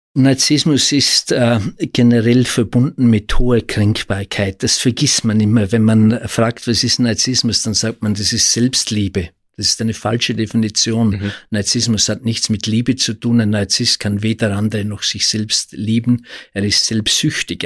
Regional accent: Austria; bei uns in Österreich

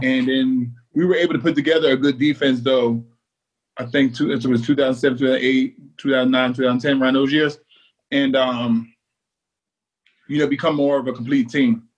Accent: New Jersey, United States; I grew up in South Jersey, so the Eagles was the team that I cheered for growing up

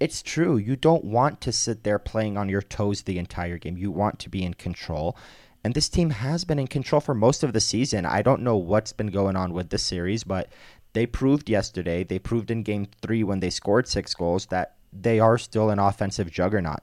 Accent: East Coast, United States; moved away; I'm from the East Coast

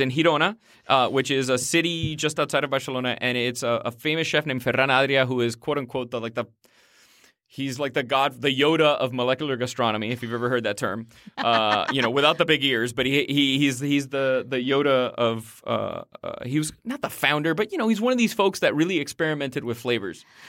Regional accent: Miami, Florida, United States; I grew up in Miami in the eighties

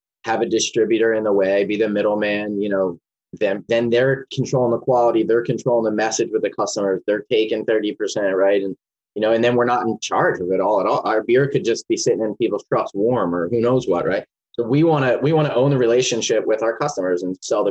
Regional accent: Philadelphia, Pennsylvania, United States; moved away as an adult; now in Portland, United States; my hometown Philly

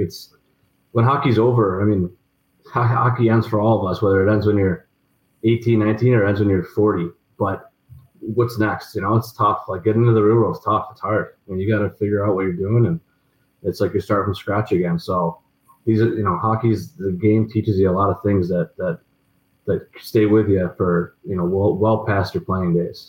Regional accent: Des Moines, Iowa, United States; I remember at BC. I mean, I came in from Des Moines, had a pretty good year.

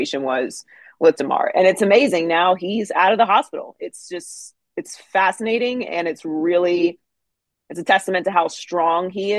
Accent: Pittsburgh, Pennsylvania, United States; I grew up in Pittsburgh

